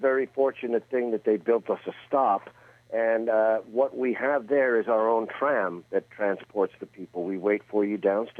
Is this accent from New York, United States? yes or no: yes; New York City, New York, United States; moved away; I'm from Queens.